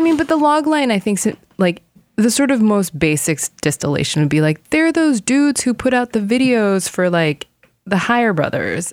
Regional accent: South Korea; now in United States; I am an Asian living in America because I had my Korean passport

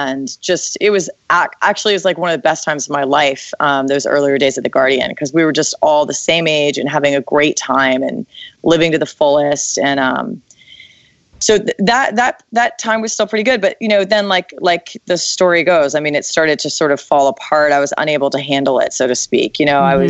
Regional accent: Washington, District of Columbia, United States; now in San Francisco, United States; I grew up in DC.

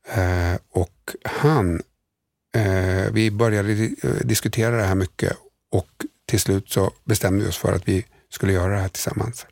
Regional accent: Sweden; vi kommer från Sverige

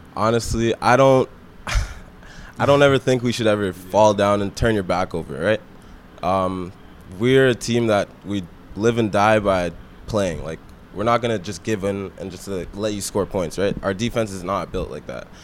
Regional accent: Waterloo, Ontario, Canada; I'm a guy from Waterloo

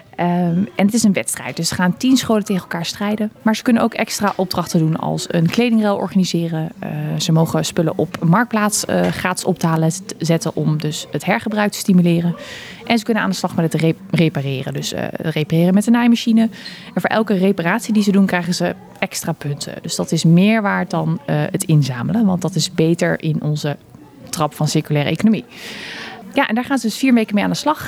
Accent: Eindhoven, North Brabant, Netherlands; ik kom uit Eindhoven

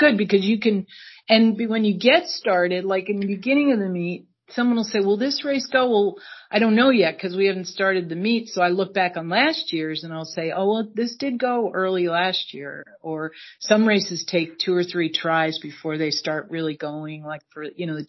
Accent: New York, United States; I'm originally from New York, but I would love to live in New York City.

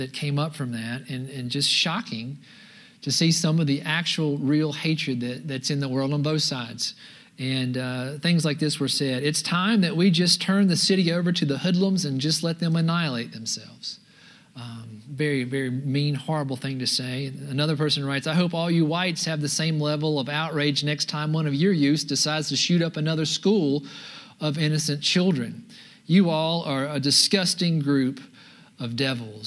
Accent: United States; being an American

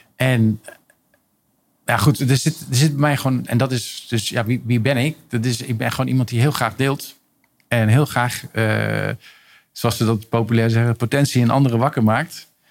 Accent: Rotterdam, South Holland, Netherlands; Ik ben 66 geboren in Rotterdam

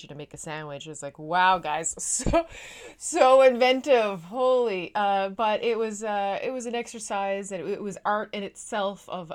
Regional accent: Newfoundland and Labrador, Canada; now in Netherlands; I am a Newfoundlander and Canadian coming to you from a city just south of Amsterdam

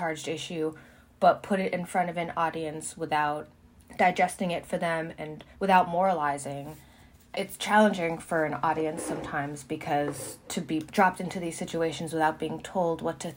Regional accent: United States; I grew up in America. I'm half Chinese

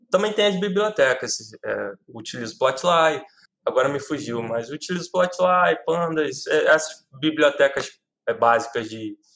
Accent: Rio de Janeiro, Brazil; Eu trabalho, eu sou do Rio de Janeiro, mas trabalho para uma empresa em São Paulo.

